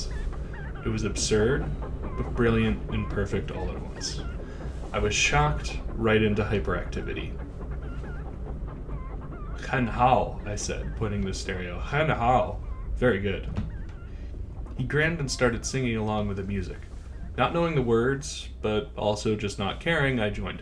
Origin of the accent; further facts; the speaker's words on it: United States; moved away; also born or lived in New York; Wo shi mei guo ren, I am American.